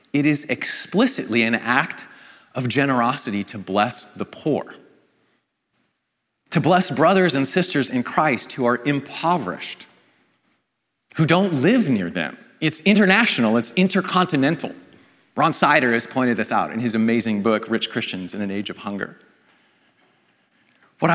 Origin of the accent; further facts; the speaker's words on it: Vancouver, British Columbia, Canada; in my hometown of Vancouver